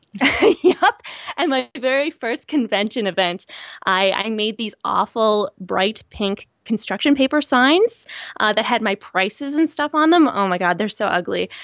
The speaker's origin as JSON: {"language": "English", "region": "rural Nova Scotia", "country": "Canada", "tie": "born or raised there", "said": "I'm from a very rural area in Nova Scotia. I'm, I'm Canadian"}